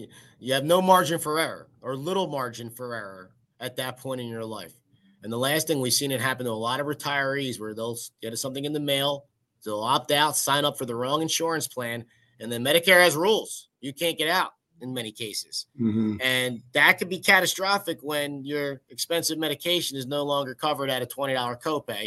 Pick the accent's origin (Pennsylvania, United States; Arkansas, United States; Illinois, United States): Pennsylvania, United States; Philadelphia; growing up in Philadelphia